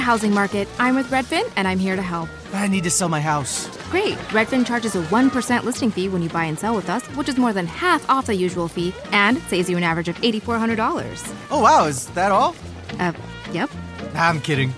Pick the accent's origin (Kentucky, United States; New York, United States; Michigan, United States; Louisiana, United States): New York, United States; New York City; I'm from Brooklyn